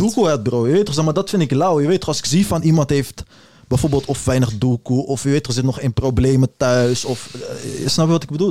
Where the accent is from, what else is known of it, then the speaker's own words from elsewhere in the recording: Netherlands; als Nederlander